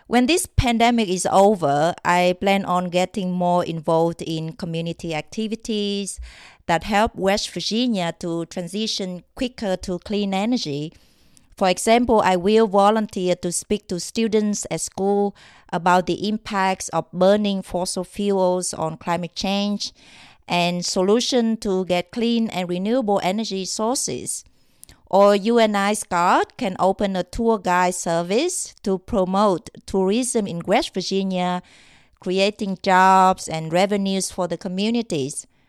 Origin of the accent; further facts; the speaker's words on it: Vietnam; moved away as an adult; I came from Vietnam.